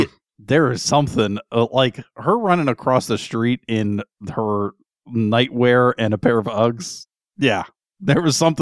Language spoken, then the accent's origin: English; Connecticut, United States; born there; I was born in Connecticut.